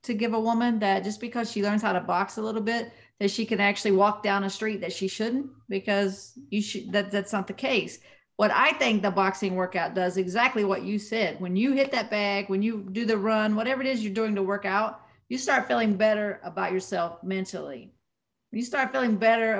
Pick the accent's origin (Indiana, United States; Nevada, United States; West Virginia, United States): West Virginia, United States; moved away; my hometown boxing gym in West Virginia